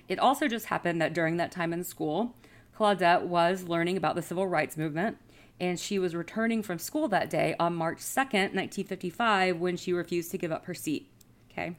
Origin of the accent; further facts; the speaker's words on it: Birmingham, Alabama, United States; I grew up in Birmingham, just about an hour and a half north, of Montgomery